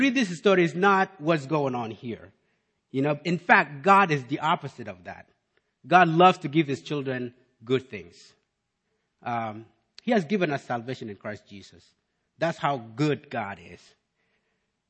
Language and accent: English; South Sudan; also born or lived in Malakal; now in United States; growing up in South Sudan